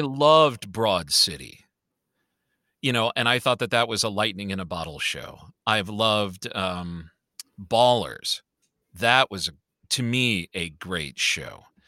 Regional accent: Chicago, Illinois, United States; I grew up on the Southside of Chicago

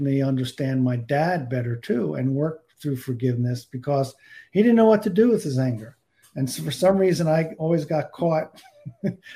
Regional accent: New Jersey, United States; I grew up in New Jersey

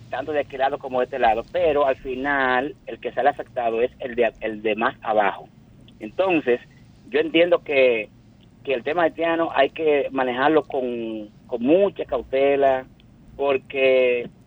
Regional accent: Dominican Republic; nosotros como dominicanos

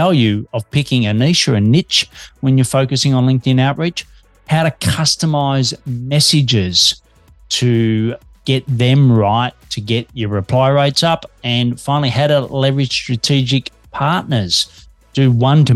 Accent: Australia; Detecting an accent, I'm an Aussie working globally from Melbourne, Australia

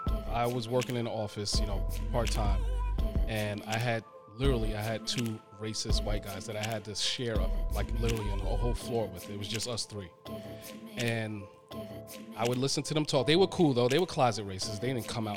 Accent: New York City, New York, United States; I'm from the Bronx

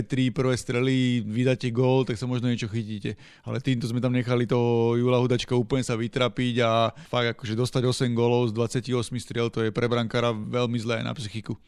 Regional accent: Slovakia; predsa len sme všetci Slováci

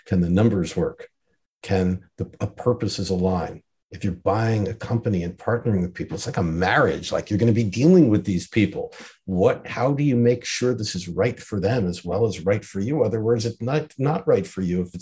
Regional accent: New York, United States; I'm quintessentially a New York American who is worldly.

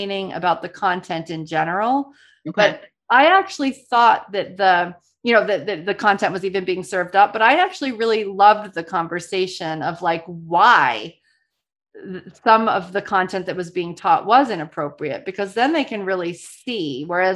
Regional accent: New Orleans, Louisiana, United States; I'm from New Orleans. And so, you know, every year it's like super fun for me to teach my tradition that I was brought up with around Mardi Gras

